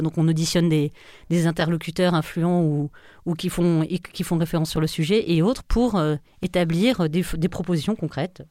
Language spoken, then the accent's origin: French; France; on est dans une culture latine, on est français